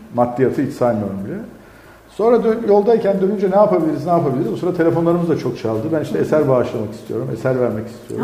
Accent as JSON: {"language": "Turkish", "town": "Elazığ", "region": "Elazığ Province", "country": "Turkey", "moved": "yes", "said": "ben Elazığlıyım"}